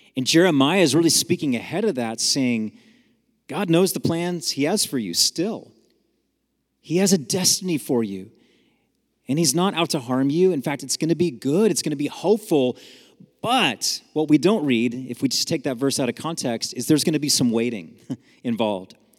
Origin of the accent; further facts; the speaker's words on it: San Jose, California, United States; I grew up in San Jose, California, up north